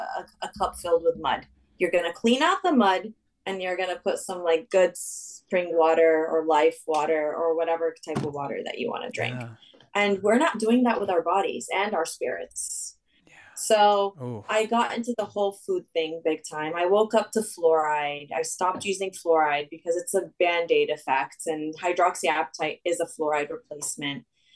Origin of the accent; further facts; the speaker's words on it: Saudi Arabia; also born or lived in Lebanon; I mean, I'm originally Lebanese. I spent my summers in Lebanon. I grew up in Saudi.